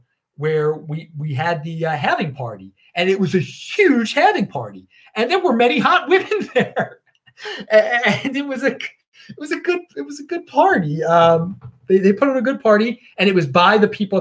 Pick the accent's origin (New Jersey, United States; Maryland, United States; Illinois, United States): Maryland, United States; Baltimore; I am from Baltimore